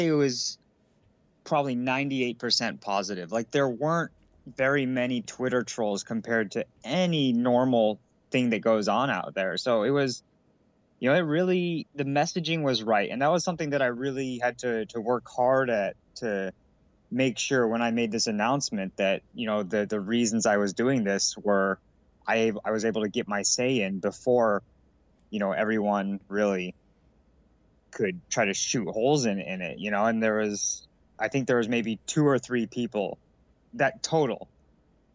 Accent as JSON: {"language": "English", "region": "Colorado", "country": "United States", "tie": "born or raised there", "said": "as a kid growing up in Colorado"}